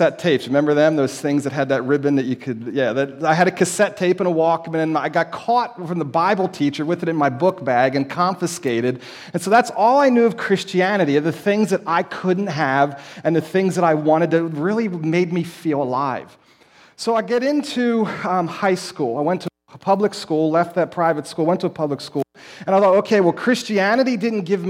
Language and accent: English; Lititz, Pennsylvania, United States; I grew up in Lancaster County, up in the northern area, up in Lititz, Warwick Township.